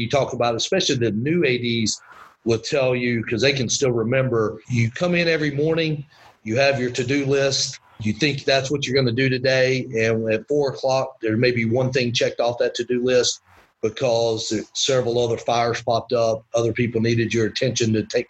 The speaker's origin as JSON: {"language": "English", "town": "Winder", "region": "Georgia", "country": "United States", "tie": "born or raised there", "said": "And then the other part of that I learned growing up in Winder was a sense of community pride."}